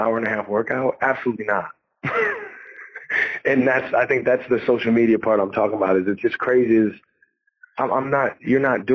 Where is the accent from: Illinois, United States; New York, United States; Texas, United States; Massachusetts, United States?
New York, United States; I'm a New Yorker